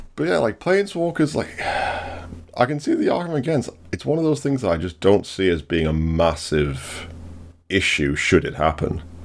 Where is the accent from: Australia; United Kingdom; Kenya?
United Kingdom; England; we always get referred to as British? not English